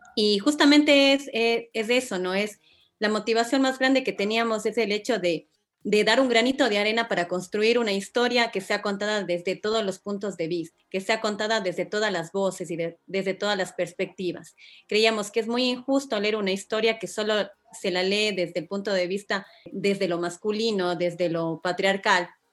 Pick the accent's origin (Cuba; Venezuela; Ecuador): Ecuador